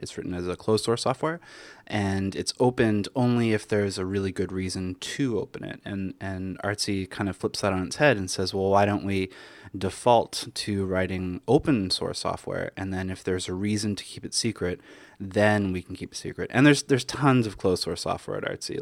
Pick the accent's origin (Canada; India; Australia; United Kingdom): Canada; now in New York, United States; I'm Canadian originally, so living in America has been